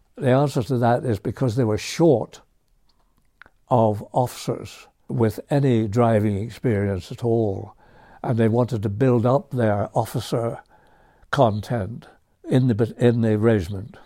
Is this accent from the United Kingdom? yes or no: yes; County Antrim, Northern Ireland, United Kingdom; moved away; I was born in Northern Ireland